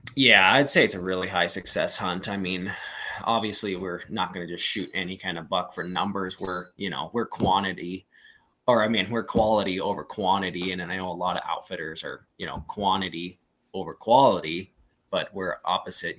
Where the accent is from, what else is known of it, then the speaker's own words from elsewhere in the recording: Plains, Montana, United States; I was born in Plains, so it's right next to Thompson Creek, and that's where I graduated high school and all that stuff up there